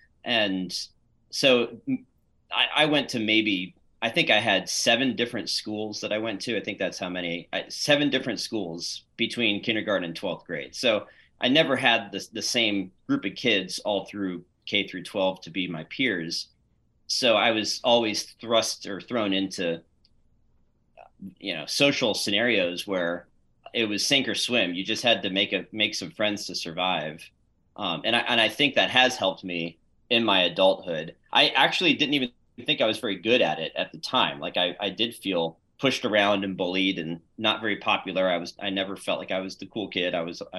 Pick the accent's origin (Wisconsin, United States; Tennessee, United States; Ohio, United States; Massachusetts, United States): Massachusetts, United States; Beverly; born there; also born or lived in Pennsylvania; But I was born in the Boston area, believe it or not, in Beverly, north of Boston. So I started my life as a New Englander, and then moved around to Pennsylvania